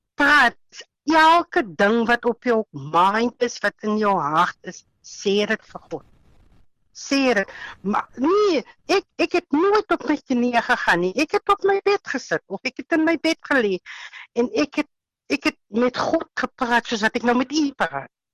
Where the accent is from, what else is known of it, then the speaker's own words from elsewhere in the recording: Caledon, Western Cape, South Africa; ek is van Caledon, uitsig. Ons woon hier in Reierland